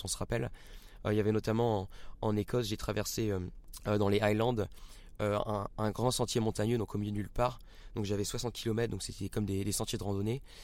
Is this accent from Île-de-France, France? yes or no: no; Rennes, Brittany, France; moved away; also born or lived in Marseille; je suis originaire de Rennes euh, en Bretagne